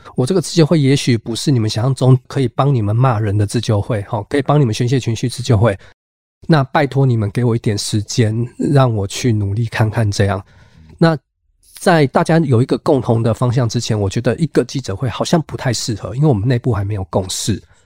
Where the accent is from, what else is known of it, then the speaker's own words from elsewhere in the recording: Kaohsiung, Taiwan; moved away as an adult; also born or lived in northern Taiwan; 虽然我是高雄人，我可以说在高雄长大，但是老实说，从大学以后，基本上整个生活轨迹多数都在北部了